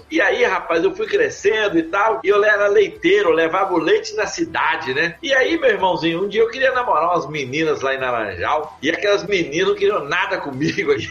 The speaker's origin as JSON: {"language": "Portuguese", "town": "Laranjal", "country": "Brazil", "tie": "born or raised there", "also_born_or_lived": "Rio de Janeiro / São Paulo", "lives_now": "Belo Horizonte, Brazil", "said": "eu sou de Laranjal, nasci em Laranjal, morei no Rio de Janeiro, morei em São Paulo, hoje eu moro em Belo Horizonte."}